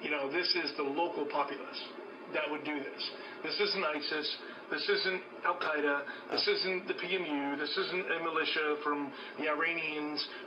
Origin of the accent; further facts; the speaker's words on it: United States; as an American